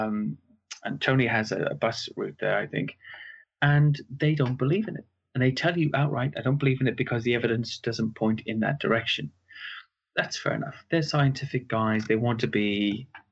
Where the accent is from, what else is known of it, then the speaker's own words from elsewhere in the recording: Cardiff, Wales, United Kingdom; now in Surrey, United Kingdom; I'm from Wales, from Cardiff in South Wales